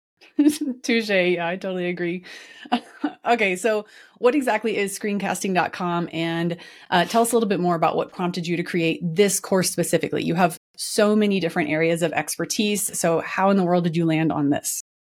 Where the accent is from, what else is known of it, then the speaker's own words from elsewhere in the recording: Dallas, Texas, United States; my hometown, Dallas, Texas.